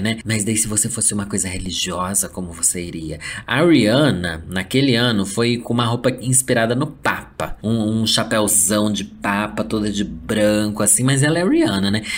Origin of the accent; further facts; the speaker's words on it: Brazil; sendo brasileiro